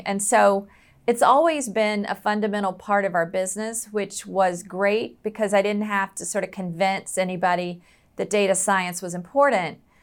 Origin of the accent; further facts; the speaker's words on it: the South, United States; I was raised in the South where football is pretty much a religion